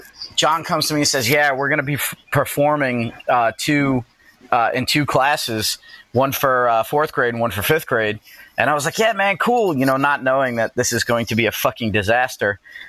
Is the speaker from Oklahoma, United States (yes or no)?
no; New York, United States; I'm a New Yorker.